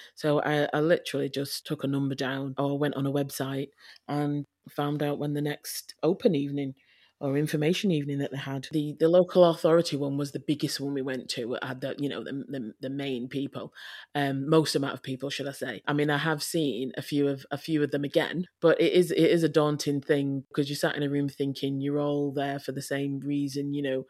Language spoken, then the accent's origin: English; Leeds, Yorkshire and the Humber, United Kingdom; moved away as an adult; now in North West England, United Kingdom; I am from Leeds. I was born in Leeds to, um, my mum and dad